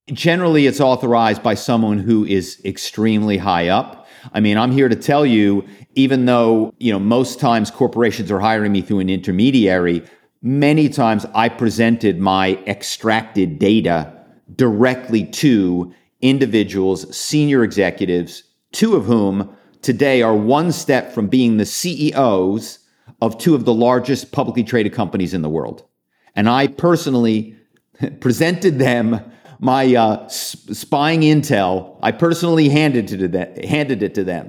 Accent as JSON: {"language": "English", "town": "Philadelphia", "region": "Pennsylvania", "country": "United States", "said": "I'm from Philadelphia"}